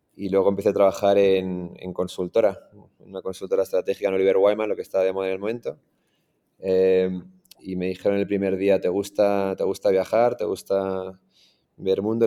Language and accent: Spanish; Madrid, Community of Madrid, Spain; moved away as an adult; also born or lived in Iran / London, United Kingdom; now in Mexico; yo crecí en Madrid, por eso el acento.